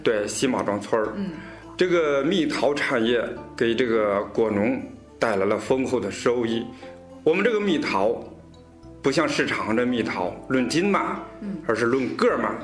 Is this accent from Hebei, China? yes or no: yes; Shenzhou, Hebei, China; 我也是嵊州人